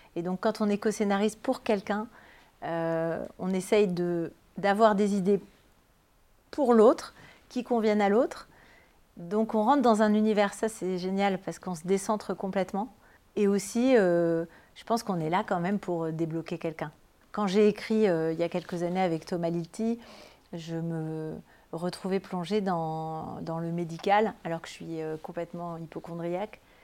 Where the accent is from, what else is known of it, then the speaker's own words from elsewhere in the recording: Toulouse, Occitania, France; qui est à Toulouse, à la fac du Mirail, à côté de là où j'ai grandi